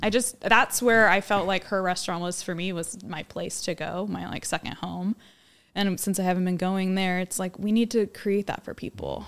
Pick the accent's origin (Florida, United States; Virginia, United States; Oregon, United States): Oregon, United States; Monmouth; also born or lived in Southern California; I grew up in Monmouth